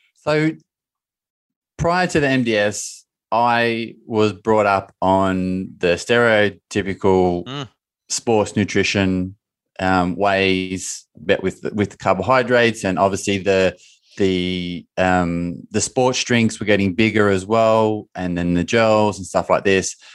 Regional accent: Bathurst, New South Wales, Australia; In my hometown in Australia, three and a half hours northwest of Sydney, called Bathurst

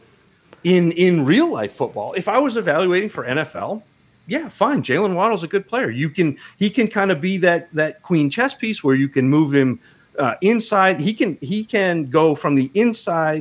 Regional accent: Northern Maine, United States; I grew up in Northern Maine

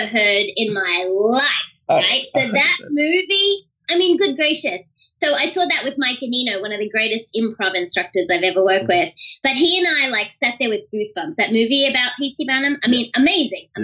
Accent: Australia; now I'm Australian

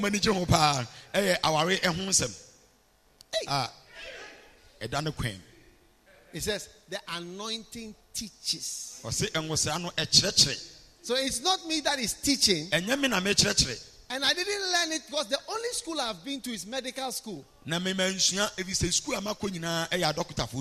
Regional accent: Ghana; we will not be standing here as a Ghanaian

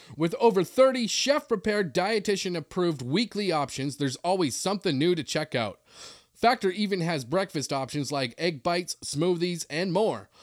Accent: Cranberry Portage, Manitoba, Canada; moved away as an adult; now in Los Angeles, United States; growing up in Canada was different. The only time we had a lockdown in high school, which, as we know, was when a moose was on the loose in the schoolyard. That's Cranberry Portage, Manitoba.

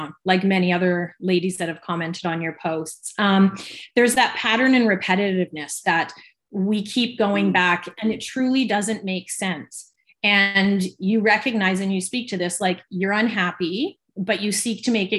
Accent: Victoria, British Columbia, Canada; I was born and raised in Victoria, BC, and I've lived here my whole life.

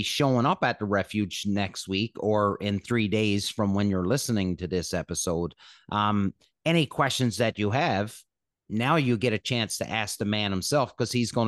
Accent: Canada; we're Canadian

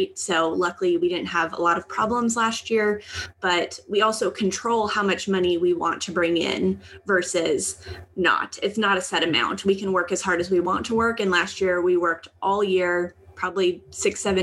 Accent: Southern California, United States; We come from Southern California, where it's very expensive to live

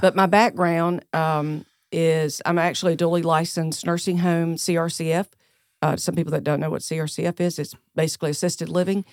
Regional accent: Greer, South Carolina, United States; accent: Southern; also born or lived in Charleston, South Carolina; I was born and raised right here in Greer, South Carolina

